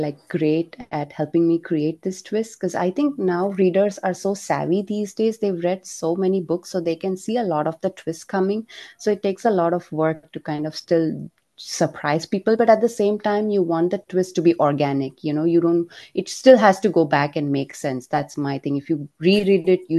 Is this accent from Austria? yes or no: no; India; as an Indian